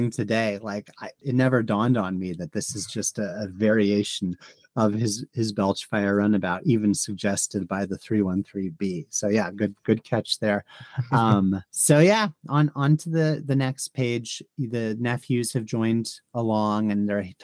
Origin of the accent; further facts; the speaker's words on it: United States; as an American